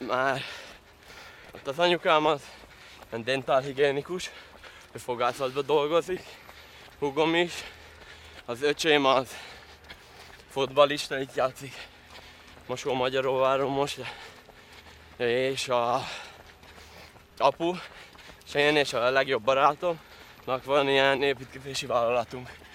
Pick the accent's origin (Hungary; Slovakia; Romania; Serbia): Slovakia; Tallós, Trnava Region; Tallóson születtem, hát jó, jó rész magyar lakta település ez, hogyha még mi megmaradtunk magyarok